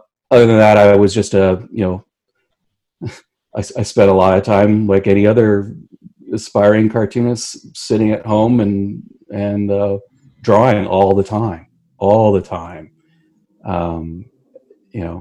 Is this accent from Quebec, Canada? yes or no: no; Hamilton, Ontario, Canada; I grew up in Dundas, which is a nice little